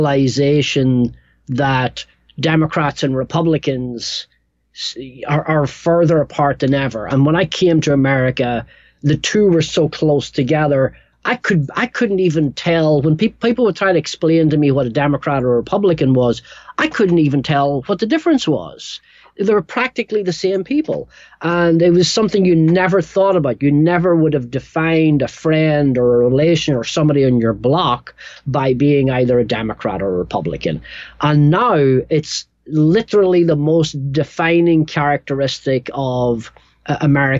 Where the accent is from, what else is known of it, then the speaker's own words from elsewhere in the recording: Northern Ireland, United Kingdom; also born or lived in England; now in New York, United States; I grew up in Northern Ireland